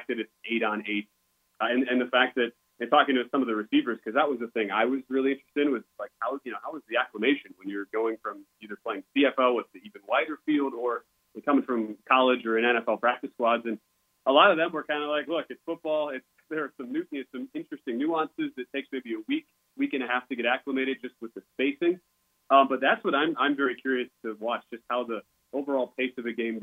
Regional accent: Wisconsin, United States; when I grew up, I'm from Wisconsin, so, and when you grow up in Wisconsin in the early 90s

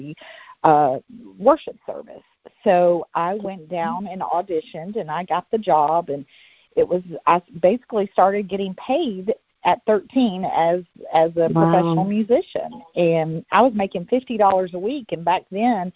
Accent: Atlanta, Georgia, United States; also born or lived in Memphis, Tennessee / Nutbush, Tennessee; I'm originally from Memphis, Tennessee. My grandmother lived in Nutbush, Tennessee, which I'm from. And we moved to the Atlanta area when I was in third grade

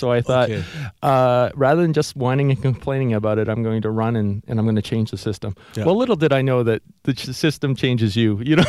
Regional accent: Oshawa, Ontario, Canada; born there; I was. Yeah, I was born in Oshawa.

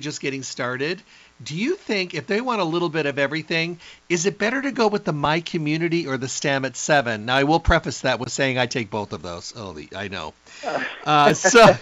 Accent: Midwest, United States; I grew up in the Midwest

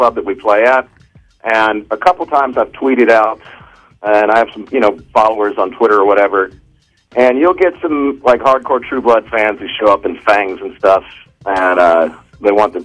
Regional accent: Texas, United States; I'm from Texas, and I can drop into the accent when I need to.

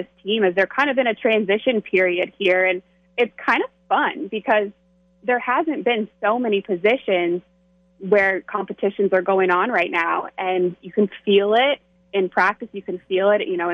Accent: North Carolina, United States; I am from North Carolina.

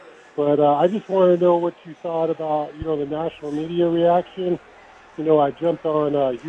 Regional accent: Stockton, California, United States; growing up in the Valley, in Stockton

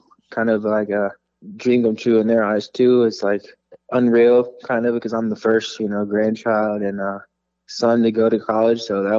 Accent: Los Angeles, California, United States; I'm originally from California, so it's close to home for sure.

